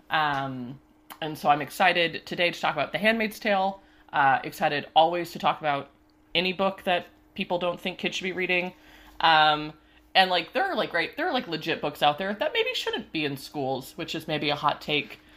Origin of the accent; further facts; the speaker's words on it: Washington, United States; moved away as an adult; also born or lived in Ohio / Pennsylvania; now in Pittsburgh, United States; I grew up, uh, in, like, a pretty liberal area out in Washington State